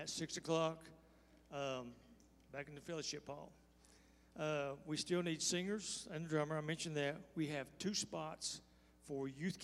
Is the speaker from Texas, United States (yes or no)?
yes; Texas, United States; I'm from Texas